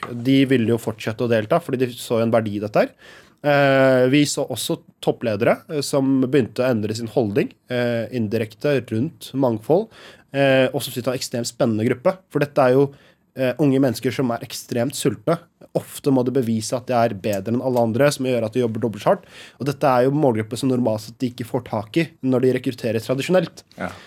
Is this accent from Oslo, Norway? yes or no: no; Halden, Østfold, Norway; Jeg er fra Halden, altså.